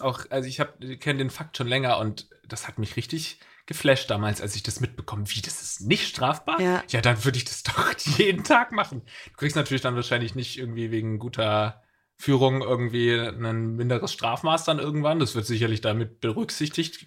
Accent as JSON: {"language": "German", "town": "Eppingen", "region": "Baden-Württemberg", "country": "Germany", "tie": "born or raised there", "moved": "yes", "lives_now": "Hamburg, Germany", "said": "ich komme ja aus der Nähe von Sinsheim, meine Heimatstadt heißt Eppingen."}